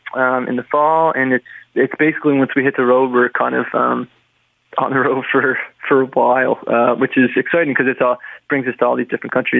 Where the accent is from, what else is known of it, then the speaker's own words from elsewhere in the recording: Prince Edward Island, Canada; you're from Prince Edward Island